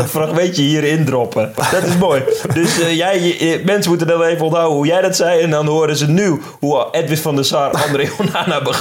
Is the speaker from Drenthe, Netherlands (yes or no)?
yes; Drenthe, Netherlands; Ik kom dus uit Drenthe trouwens.